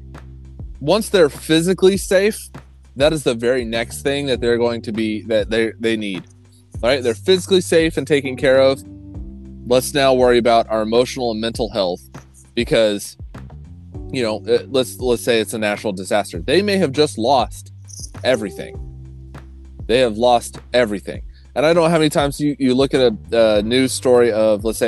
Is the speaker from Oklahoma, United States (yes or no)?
yes; Oklahoma, United States; I grew up in Oklahoma